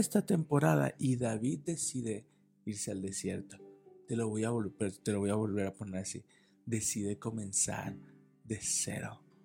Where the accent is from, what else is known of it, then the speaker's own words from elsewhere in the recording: Guadalajara, Jalisco, Mexico; moved away as an adult; now in Toluca, Mexico; nosotros somos de Guadalajara, radicamos y nacimos en Guadalajara